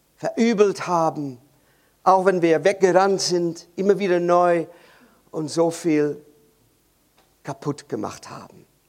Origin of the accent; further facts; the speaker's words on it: Netherlands; German is a second language; Ich bin Holländer und bei uns in Holland